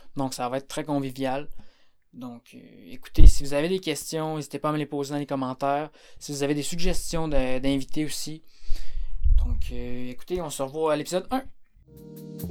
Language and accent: French; Quebec, Canada; moi je suis du Québec